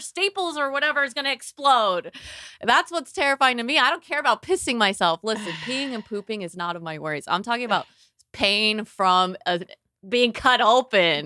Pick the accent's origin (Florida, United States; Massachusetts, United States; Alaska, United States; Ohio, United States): Florida, United States; I'm from Florida